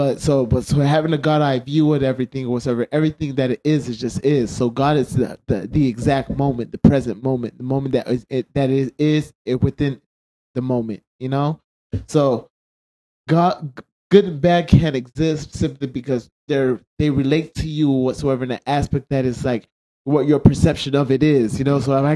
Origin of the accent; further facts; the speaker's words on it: United States; There's wars that, especially with us being American, we're involved in like almost every war.